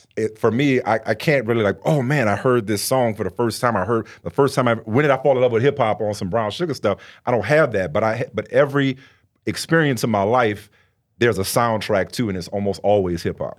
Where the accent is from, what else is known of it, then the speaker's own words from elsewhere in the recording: New Orleans, Louisiana, United States; I grew up in New Orleans